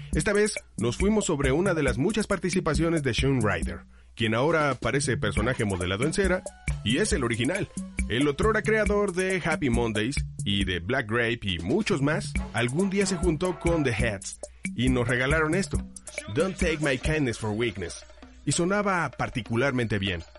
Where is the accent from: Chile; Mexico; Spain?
Mexico; nosotros como mexicanos